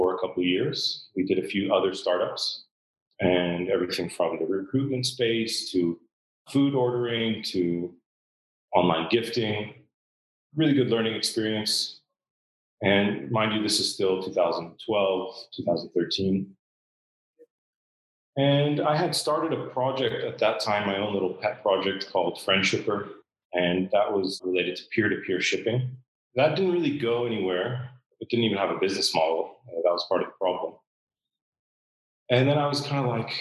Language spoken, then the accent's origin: English; Southern California, United States; moved away as an adult; now in Dubai, United Arab Emirates; I lived in Southern California most of my life.